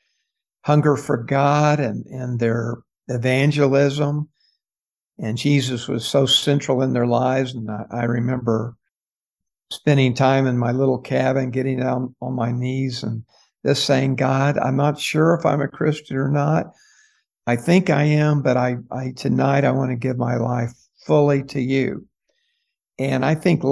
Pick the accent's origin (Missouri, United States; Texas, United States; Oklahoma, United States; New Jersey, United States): Oklahoma, United States; Tulsa; I grew up in Tulsa, Oklahoma